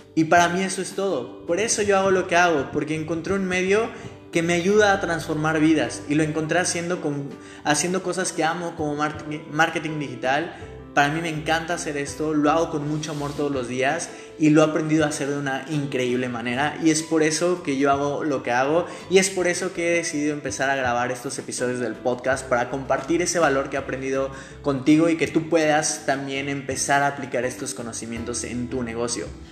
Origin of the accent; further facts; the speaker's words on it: Mexico City, Mexico; moved away as an adult; now in Mérida, Mexico; soy de Ciudad de México, nací en Ciudad de México. Hoy te estoy hablando desde mi casa en Mérida, estoy en Mérida, Yucatán